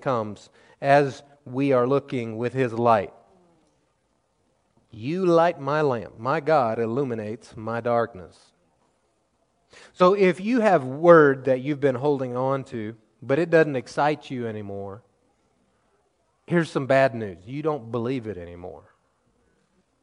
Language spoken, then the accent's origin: English; the Ozarks of Missouri, United States; growing up in the Ozarks of Missouri